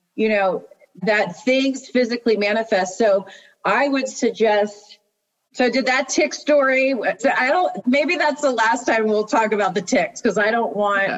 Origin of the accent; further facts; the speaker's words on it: Maryland, United States; I'm from the East Coast, from Maryland.